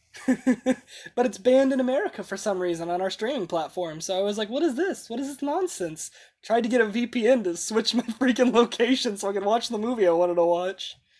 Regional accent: United States; as an American

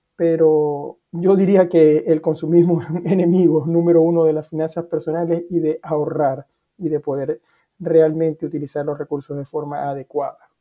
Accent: Venezuela; now in Norway; te puedo hablar como venezolano, que vivo acá en, Noruega

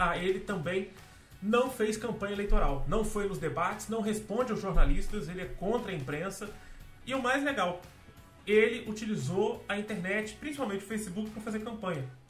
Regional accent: Brazil; como brasileiro

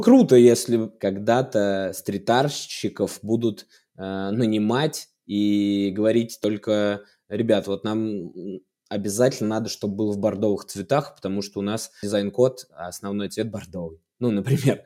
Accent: Suzdal, Vladimir Oblast, Russia; мой родной город, я там вырос

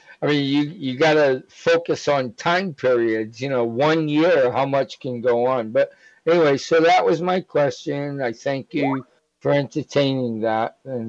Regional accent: Massachusetts, United States; I'm from Massachusetts.

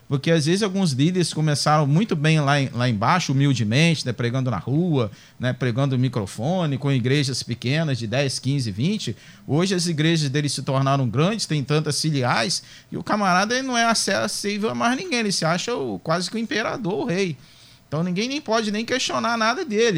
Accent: Brazil; a nossa cultura cristã evangélica brasileira

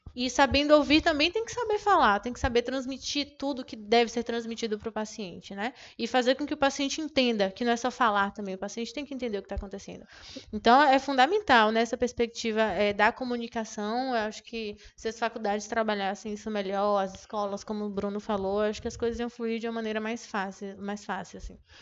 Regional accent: Jequié, Bahia, Brazil; moved away; Eu sou, eu venho de Jequié, então lá tinha só a UESB

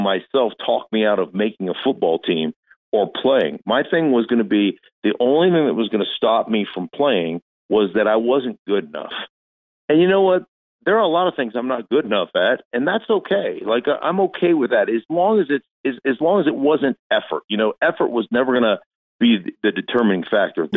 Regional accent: Alaska, United States; moved away as an adult; also born or lived in Idaho / Washington, D.C.; I was really growing up in Alaska

